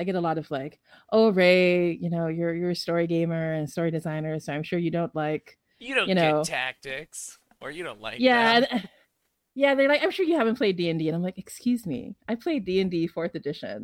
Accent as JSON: {"language": "English", "country": "Philippines", "said": "I'm from the Philippines."}